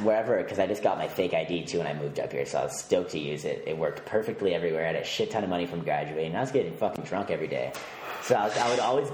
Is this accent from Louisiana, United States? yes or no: no; Palm Springs, California, United States; now in San Francisco, United States; I grew up in Palm Springs